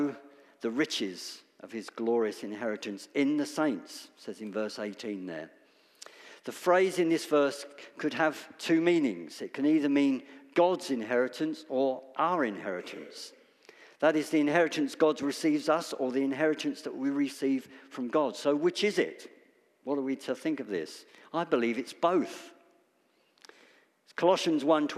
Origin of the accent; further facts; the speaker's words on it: United Kingdom; Death is uncomfortable for us to talk about as British people